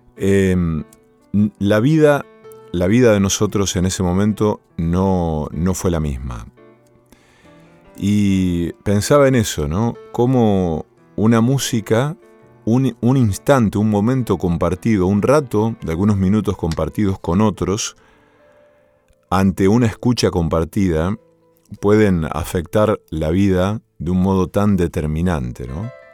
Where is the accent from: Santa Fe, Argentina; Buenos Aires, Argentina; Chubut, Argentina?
Santa Fe, Argentina; Villa Cañas; moved away; en mi pueblo natal, en Villa Cañas